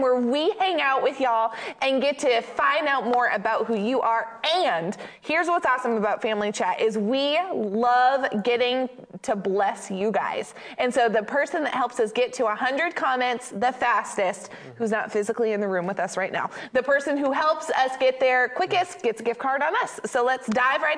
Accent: Maine, United States; I grew up in Maine

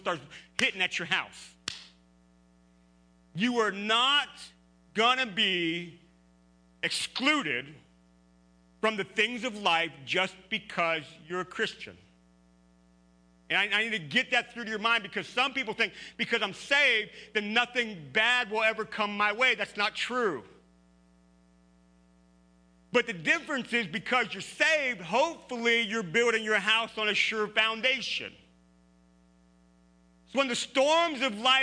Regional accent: Pennsylvania, United States; now in Ohio, United States; I grew up in Pennsylvania, rolling hills

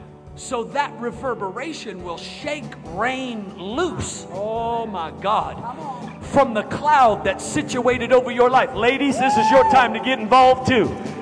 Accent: Norman, Oklahoma, United States; I am a card-carrying member of the Choctaw Indian tribe. I was raised in Norman, Oklahoma.

